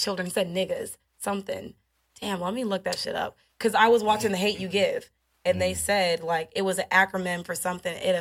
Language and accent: English; Midwest, United States; moved away as an adult; now in Houston, United States; I was from the Midwest